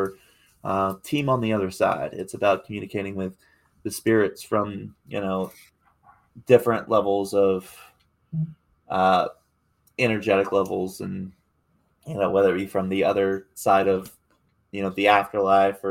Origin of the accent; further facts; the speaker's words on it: Appalachia, United States; I'm Appalachian raised. Most of my family, as far as stateside, comes from the Appalachian